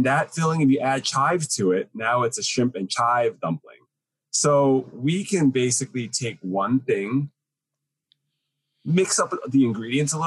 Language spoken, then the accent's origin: English; United States; Chinese American, as much as I'm American Chinese